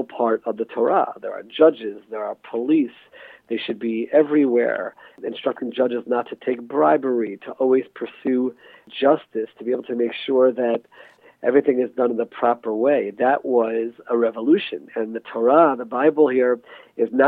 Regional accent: United States; accent: American; moved away as an adult; now in Israel; my American accent

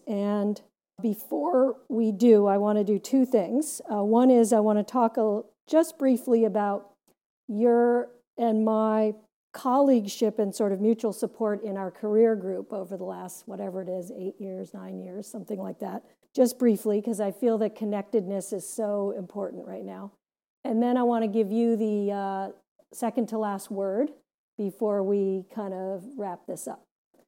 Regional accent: Gary, Indiana, United States; now in Massachusetts, United States; versus growing up in Gary, Indiana, that has a lot of industry with a variety of pollutants spewing into the air.

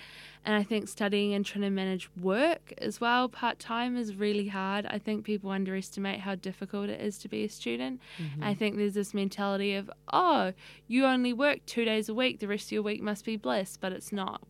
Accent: Wellington, New Zealand; also born or lived in Auckland / Lower Hutt; I moved a little bit between Wellington, lived in Auckland for a year, but mostly in Wellington and Lower Hutt with my whānau.

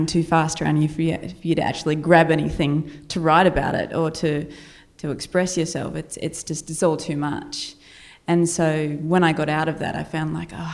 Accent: Australia; accent: Australian; my Australian accent

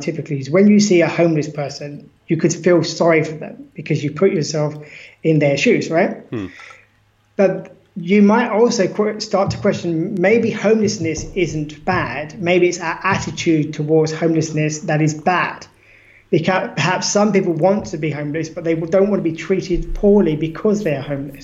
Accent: Australia; we're both Australian, for example, surely you should believe the same thing I do. Surely you should love the koalas like

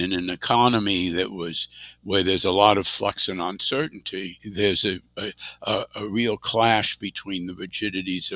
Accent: New York City, New York, United States; also born or lived in Washington, D.C.; I grew up partly in Washington, D.C., and partly in New York City. I went to high school in New York City, and I was born in New York, so I feel definitely a New Yorker.

